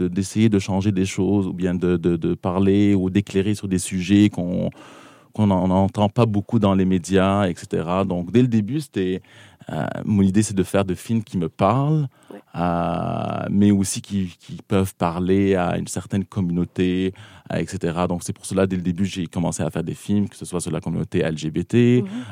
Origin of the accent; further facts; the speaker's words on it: South Lebanon, Lebanon; moved away as an adult; now in Montreal, Canada; je, viens du Liban, donc j'ai grandi au Liban